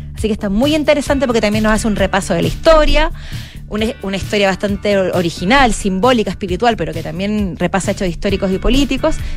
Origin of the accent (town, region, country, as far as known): Chile